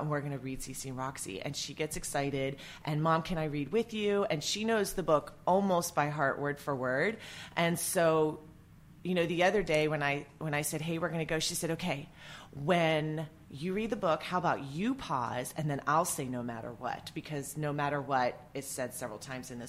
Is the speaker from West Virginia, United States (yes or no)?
yes; West Virginia, United States; moved away as an adult; also born or lived in New York / New Jersey / Maine / Maryland; where I grew up in West Virginia